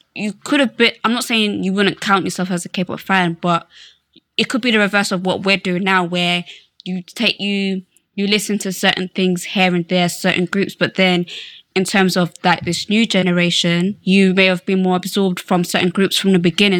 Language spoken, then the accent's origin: English; Slough, South East England, United Kingdom; I'm from Slough